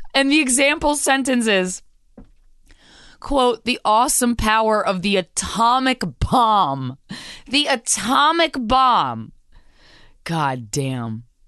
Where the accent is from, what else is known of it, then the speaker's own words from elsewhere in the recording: Virginia, United States; I grew up in Virginia